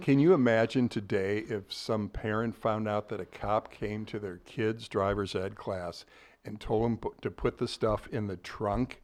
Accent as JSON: {"language": "English", "town": "Ladue", "region": "Missouri", "country": "United States", "tie": "born or raised there", "also_born_or_lived": "Columbia, Missouri", "said": "born and raised in Ladue."}